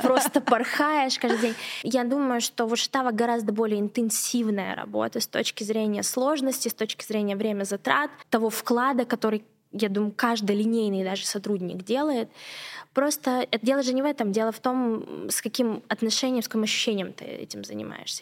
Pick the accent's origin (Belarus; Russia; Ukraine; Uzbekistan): Russia; Surgut, Khanty-Mansi Autonomous Okrug; moved away as an adult; also born or lived in Yekaterinburg; Я mm-hmm. родилась в Сургуте моя семья беженцы из, из, из Абхазии, да, и мы вынуждены были переехать другое место. И я родилась в Сургуте, и вот я у нас была супер крутая школа